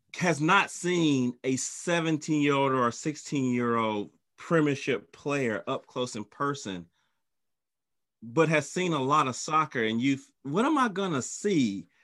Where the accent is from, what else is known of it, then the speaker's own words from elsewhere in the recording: North Carolina, United States; I'm from North Carolina, so I saw him in high school